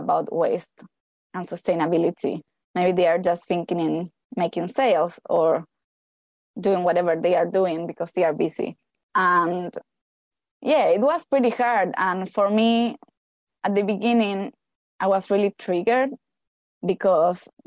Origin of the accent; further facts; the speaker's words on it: Argentina; moved away as an adult; also born or lived in Hawaii / Australia; now in Queenstown, New Zealand; I am from Argentina